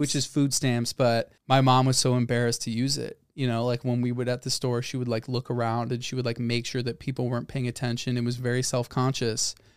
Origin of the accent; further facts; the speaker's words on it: Northbrook, Illinois, United States; I grew up in Northbrook. I said that last time. Very, very upper middle class suburb of Chicago.